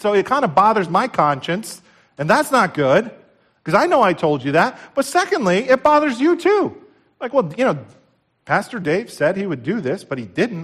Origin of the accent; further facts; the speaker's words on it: New Jersey, United States; we're from New Jersey